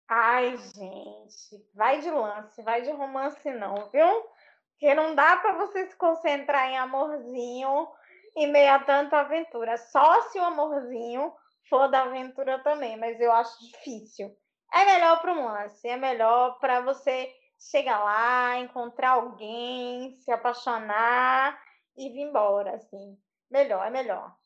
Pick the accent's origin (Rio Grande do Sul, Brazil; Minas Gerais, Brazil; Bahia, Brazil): Bahia, Brazil; eu sou baiana